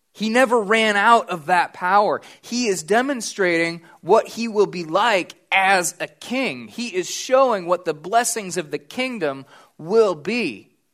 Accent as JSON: {"language": "English", "country": "United States", "said": "I'm an American"}